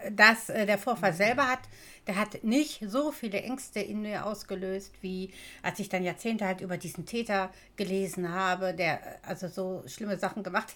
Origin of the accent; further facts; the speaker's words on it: Duisburg, North Rhine-Westphalia, Germany; Ich bin ja in Duisburg geboren und aufgewachsen